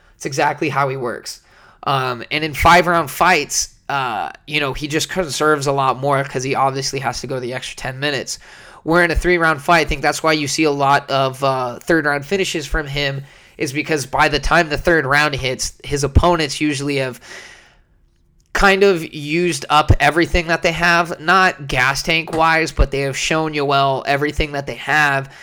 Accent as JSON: {"language": "English", "town": "San Jose", "region": "California", "country": "United States", "tie": "born or raised there", "said": "my hometown of San Jose"}